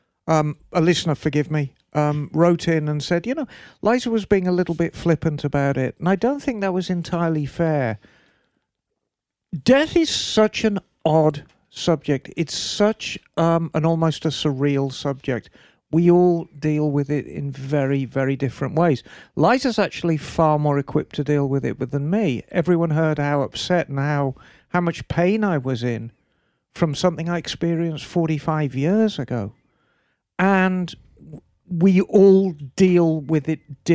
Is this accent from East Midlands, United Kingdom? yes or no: no; Birmingham, West Midlands, United Kingdom; moved away; my dear old hometown, Birmingham